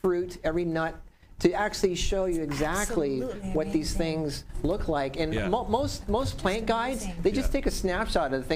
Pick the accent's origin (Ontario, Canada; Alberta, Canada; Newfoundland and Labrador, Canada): Ontario, Canada; Newmarket; now in Las Vegas, United States; I grew up just outside of Newmarket. Back in the 70s